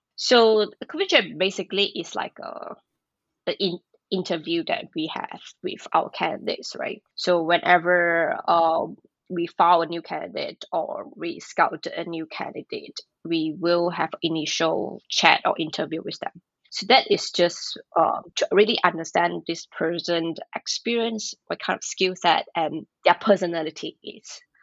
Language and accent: English; Malaysia; moved away as an adult; now in Tokyo, Japan; I'm from Malaysia.